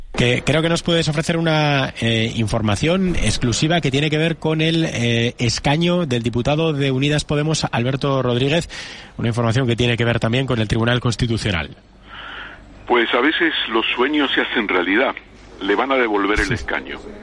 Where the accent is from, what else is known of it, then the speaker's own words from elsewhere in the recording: El Hierro, Canary Islands, Spain; Yo me siento reño, me siento canario, me siento español y me siento europeo.